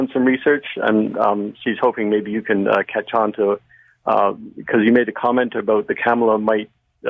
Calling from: Milton, Ontario, Canada; I'm calling from Milton.

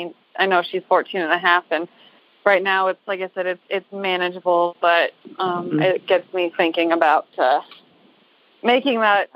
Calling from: Ridgecrest, California, United States; I'm calling from Ridgecrest, California, where we saw the earthquakes this summer.

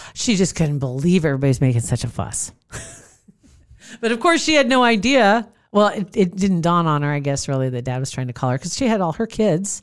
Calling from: Nebraska, United States; I'm calling from Nebraska.

